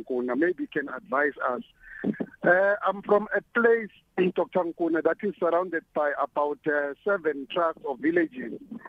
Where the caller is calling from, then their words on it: Ekulindeni, Mpumalanga, South Africa; I'm calling from Ekulindeni Township, which is in Mpumalanga, not very far from Swaziland, in the eastern border.